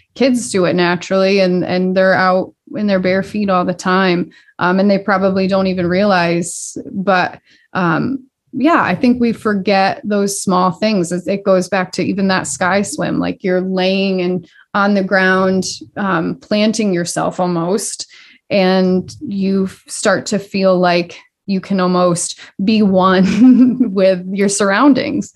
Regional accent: Dalton, Massachusetts, United States; also born or lived in Boston; I grew up in Dalton

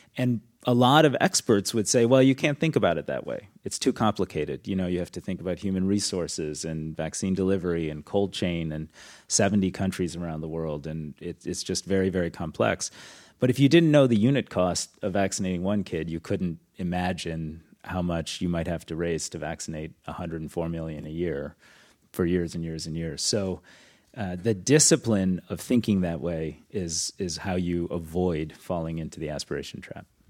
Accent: Detroit, Michigan, United States; I grew up in suburban Detroit.

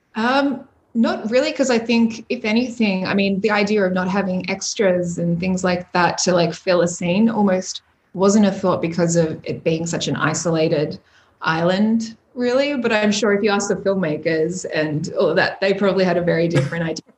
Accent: Melbourne, Victoria, Australia; I just got back to melbourne to my hometown where all my friends and family are

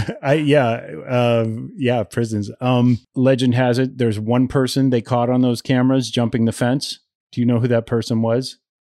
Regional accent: Ohio, United States; a little redneck kid growing up in Ohio

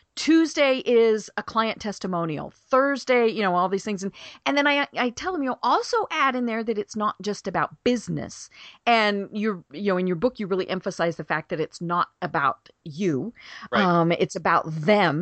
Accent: Colorado, United States; now in Atlanta, United States; we're from Colorado

